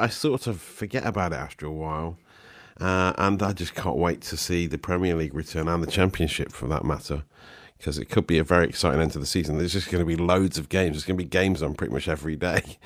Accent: Nottingham, East Midlands, United Kingdom; growing up in Nottingham in the in the nineties

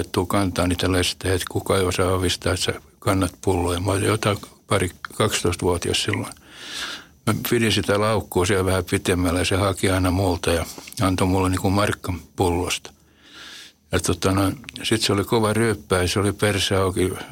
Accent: Helsinki, Uusimaa, Finland; Punavuoren nahmi. Se oli mun lapsuuden koti

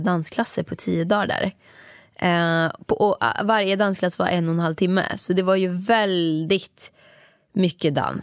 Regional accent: Åmål, Västra Götaland, Sweden; moved away as an adult; jag jobbade där mellan, när jag var femton år tills jag flyttade från Åmål när jag var arton

